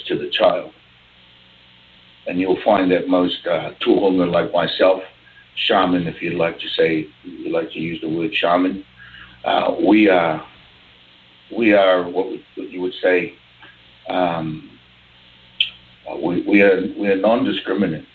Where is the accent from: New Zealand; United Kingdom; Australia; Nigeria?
New Zealand; I'm from New Zealand